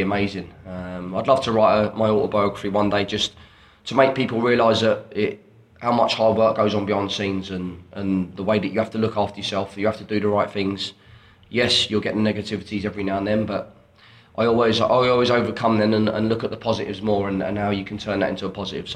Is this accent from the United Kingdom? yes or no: yes; Watford, East of England, United Kingdom; Watford, again, my hometown that I grew up with.